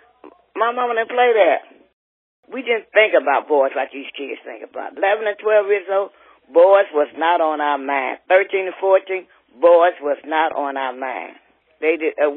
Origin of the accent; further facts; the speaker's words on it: Millvale, Ohio, United States; we came from Millvale to Bloom, to Hughes